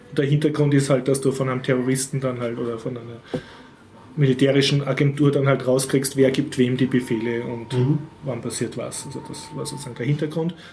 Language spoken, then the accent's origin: German; Austria; für mich als Österreicher